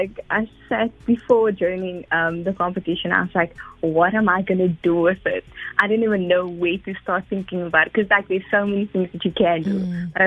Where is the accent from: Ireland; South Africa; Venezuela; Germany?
South Africa; Atlantis, Western Cape; moved away; also born or lived in Bellevue; So I'm from Bellevue, but I'm originally from Atlantis.